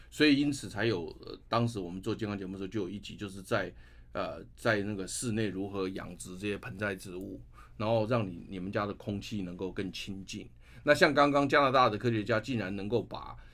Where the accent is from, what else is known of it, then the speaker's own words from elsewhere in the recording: Taiwan; 我们台湾人在散步或走路的这个运动里面，最常做的就是公园